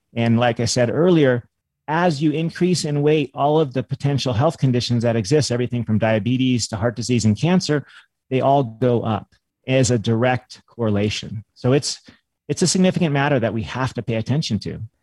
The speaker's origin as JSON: {"language": "English", "region": "California", "country": "United States", "tie": "born or raised there", "said": "I grew up in California"}